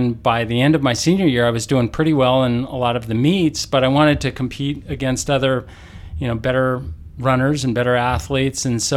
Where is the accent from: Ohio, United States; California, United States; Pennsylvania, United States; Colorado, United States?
Colorado, United States; moved away; also born or lived in Tulsa, Oklahoma; those were my two main sports growing up in Colorado